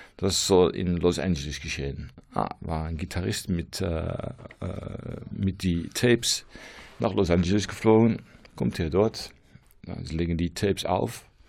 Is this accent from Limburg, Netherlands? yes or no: no; near Rotterdam, South Holland, Netherlands; German is a second language; moved away as an adult; now in Losser, Netherlands; ursprünglich komme ich aus der Nähe von Rotterdam, aber wir sind umgesogen für zehn Jahre.